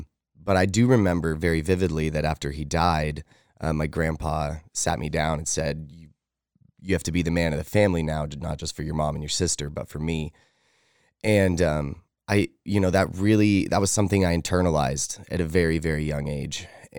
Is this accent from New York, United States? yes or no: no; Idaho Falls, Idaho, United States; also born or lived in Fort Stewart, Georgia; I was born in Fort Stewart, Georgia. My dad was in the military, and my mom and him were very young. They were teenagers. But they were both from Idaho Falls. So they moved back to Idaho Falls, where family was, after I was born.